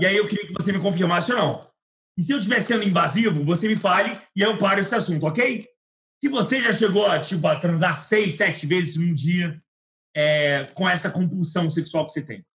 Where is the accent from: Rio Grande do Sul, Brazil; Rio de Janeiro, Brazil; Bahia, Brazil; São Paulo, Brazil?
Rio de Janeiro, Brazil; Eu sou do Meier